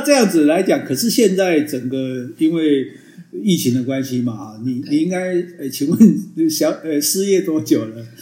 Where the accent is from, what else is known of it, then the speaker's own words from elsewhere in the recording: Taiwan; 我们台湾的大家的游客